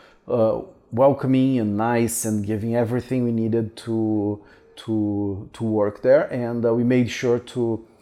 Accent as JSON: {"language": "English", "town": "Curitiba", "region": "Paraná", "country": "Brazil", "tie": "born or raised there", "moved": "yes", "said": "from Curitiba, which is my... I was not born here, but I consider this my hometown"}